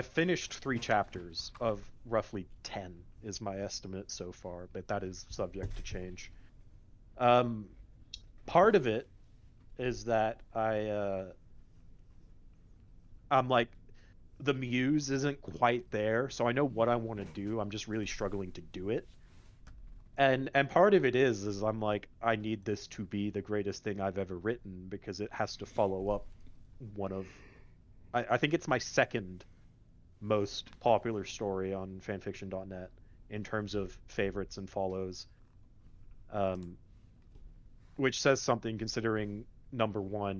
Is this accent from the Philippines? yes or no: no; Australia; now in United States; I am Australian. I've lived in the United States and in Texas specifically for the past 14 years. So my accent is sometimes harder to place, but it comes out in force occasionally.